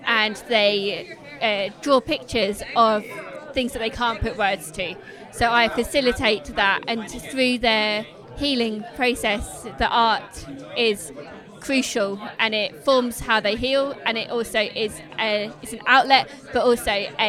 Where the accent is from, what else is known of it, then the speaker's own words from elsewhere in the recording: England, United Kingdom; moved away as an adult; now in Kenya; I'm from England.